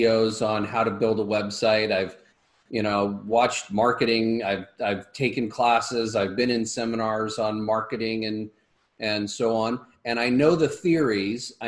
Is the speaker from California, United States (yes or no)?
yes; Los Angeles, California, United States; I grew up in Hollywood